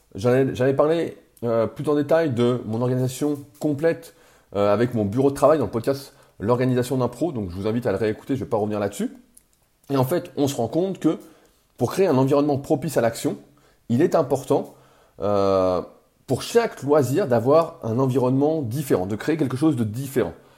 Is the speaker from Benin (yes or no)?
no; France; accent: French; mon accent français